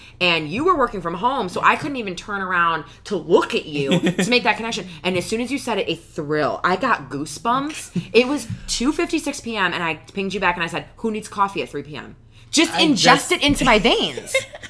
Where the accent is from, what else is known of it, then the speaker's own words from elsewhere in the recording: the North, Northeast, United States; now in Southern United States; I'm a Northerner, we're both Northerners, but we live in the South, we're transplant dirty Yankees, as people will call us down here.